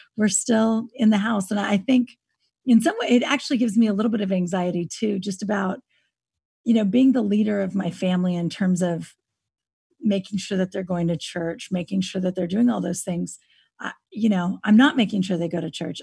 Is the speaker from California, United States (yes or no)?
yes; Napa Valley, California, United States; now in Austin, United States; I grew up in California. I grew up in Napa Valley